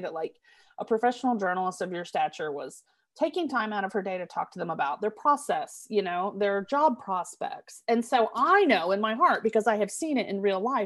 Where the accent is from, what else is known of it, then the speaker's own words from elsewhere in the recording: Tulsa, Oklahoma, United States; I grew up in Tulsa